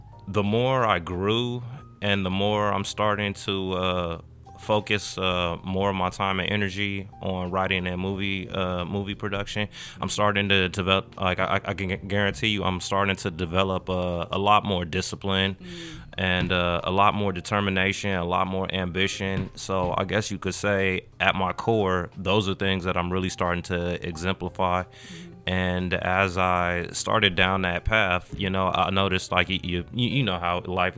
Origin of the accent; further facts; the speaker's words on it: Hawthorne, California, United States; also born or lived in Gardena, California; I was actually born in the city of Gardena at Gardena Memorial Hospital, 1987. And from there, I've lived my entire life in the city of Hawthorne